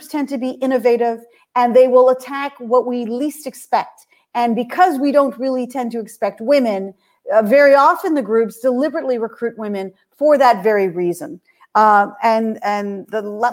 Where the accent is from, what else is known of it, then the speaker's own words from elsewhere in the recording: Canada; as a Canadian, I can hear the Canadian accent.